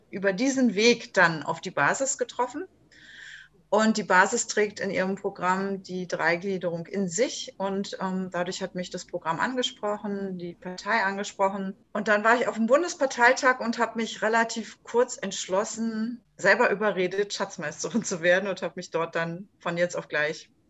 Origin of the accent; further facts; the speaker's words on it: Berlin, Germany; born there; now in Stralsund, Germany; ich bin gebürtige Berlinerin, lebe jetzt in Stralsund an der wunderschönen Ostsee, bin 58 Jahre alt